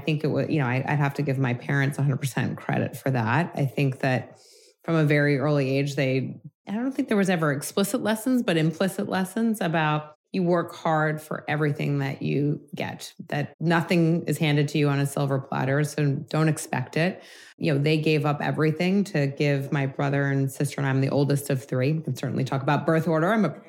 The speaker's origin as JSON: {"language": "English", "town": "New York City", "region": "New York", "country": "United States", "tie": "born or raised there", "said": "I did, born and raised, a native."}